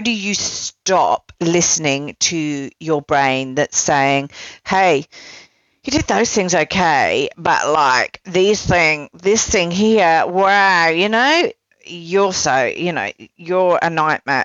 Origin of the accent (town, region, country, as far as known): United Kingdom